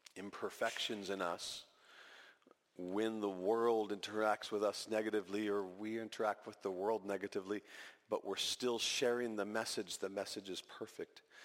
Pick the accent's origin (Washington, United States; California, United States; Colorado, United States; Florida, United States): California, United States; moved away as an adult; also born or lived in Equatorial Guinea; back to California where, where we were raised